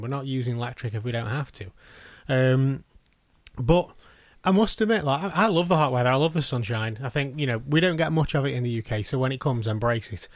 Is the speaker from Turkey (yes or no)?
no; United Kingdom; we are British